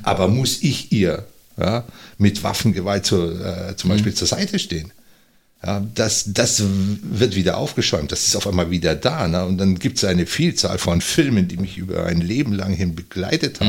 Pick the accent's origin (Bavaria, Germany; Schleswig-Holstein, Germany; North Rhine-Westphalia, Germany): Bavaria, Germany; Unterallgäu; moved away as an adult; now in Northern Germany; ich bin im Unterallgäu aufgewachsen